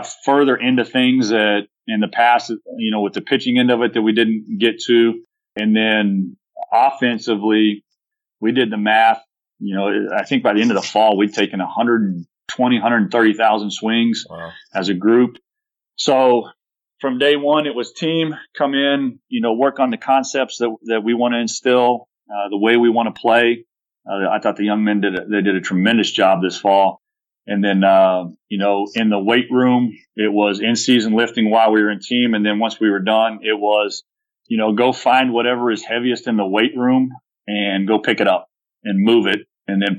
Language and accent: English; Texas, United States; It's part of being a Texan.